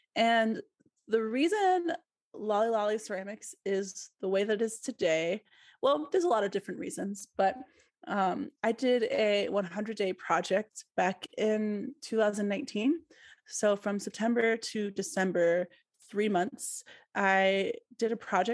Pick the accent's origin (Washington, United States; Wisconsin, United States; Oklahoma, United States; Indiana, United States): Wisconsin, United States; Milwaukee; moved away as an adult; also born or lived in Columbus, Ohio; I moved back to Milwaukee, which is my hometown, last July, so 2021